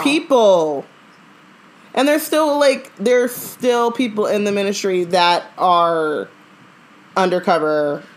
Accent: Orange County, California, United States; I grew up in Orange County

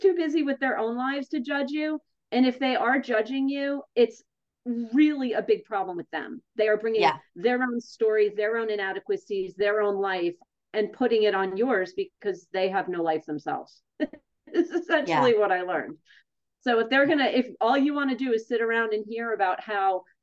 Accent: East Brunswick, New Jersey, United States; I grew up in East Brunswick, New Jersey with New Yorker parents who raised me.

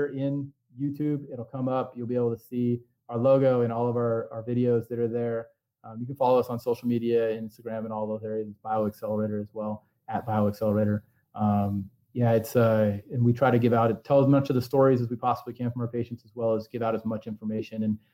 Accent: Central Washington, United States; I grew up in Central Washington

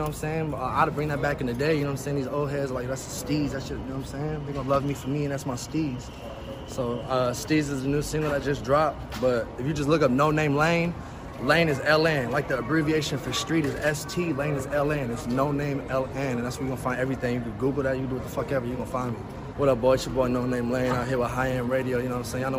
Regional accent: Atlanta, Georgia, United States; also born or lived in Denver / Houston / Los Angeles / Phoenix; Shit, originally Denver, Colorado. But I grew up in Atlanta, Georgia, Houston, Texas, LA. I was all over Phoenix, Arizona. I grew up all over.

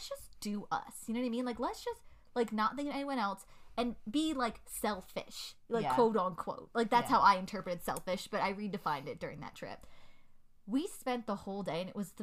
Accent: United States; I'm American. I am born and raised here

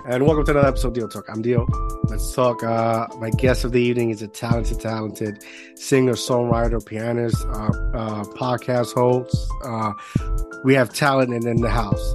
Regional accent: Puerto Rico; I grew up in Puerto Rico

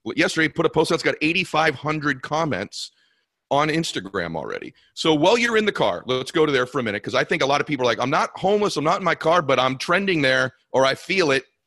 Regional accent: Boston, Massachusetts, United States; moved away as an adult; now in Los Angeles, United States; we're both from Boston area

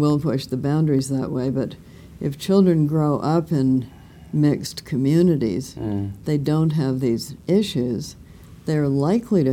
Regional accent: Ottawa, Ontario, Canada; I was born in Ottawa, but then we were up in the woods

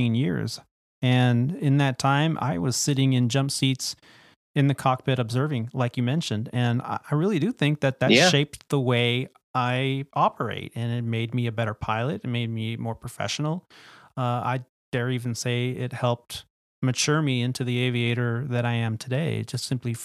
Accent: Bay Area, California, United States; I grew up in the Bay Area, and Tahoe was my backyard playground

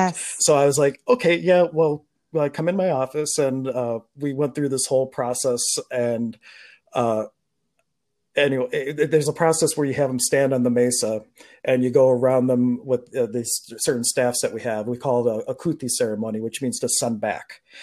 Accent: Pittsburgh, Pennsylvania, United States; I was born in Pittsburgh

